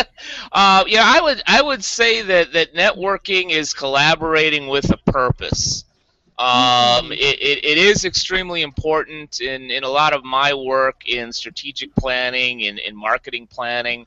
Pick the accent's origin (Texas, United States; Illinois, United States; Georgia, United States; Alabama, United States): Illinois, United States; Chicago; moved away as an adult; now in Long Beach, United States; I'm originally from Chicago, Illinois. I grew up there, lived there for almost 40 years